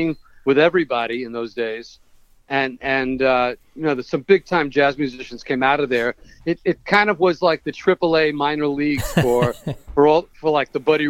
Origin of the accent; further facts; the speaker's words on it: New York, United States; I'm from New York